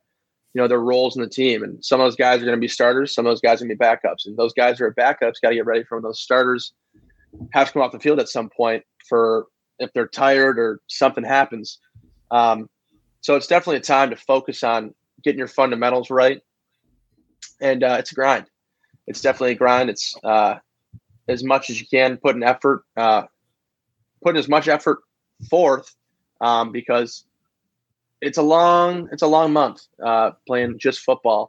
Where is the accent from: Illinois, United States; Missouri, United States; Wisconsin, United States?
Wisconsin, United States; moved away as an adult; now in Iowa City, United States; my parents are from Michigan, but I grew up in Wisconsin